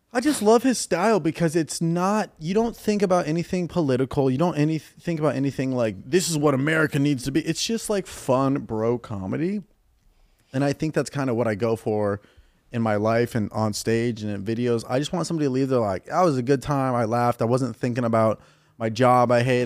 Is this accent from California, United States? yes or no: yes; Ventura County, Southern California, United States; also born or lived in Naperville, Illinois; grew up all in uh, Southern California, like Ventura County